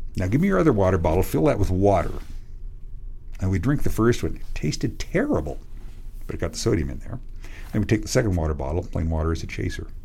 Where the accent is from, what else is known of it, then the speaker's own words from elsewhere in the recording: Western Washington State, United States; When I grew up in Washington State, it gets really hot in Washington State, Western Washington.